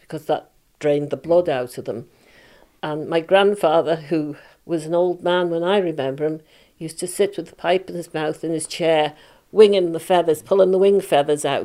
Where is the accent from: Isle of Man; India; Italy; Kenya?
Isle of Man; I was born in Lazare a long time ago. I was born at Glentrammon.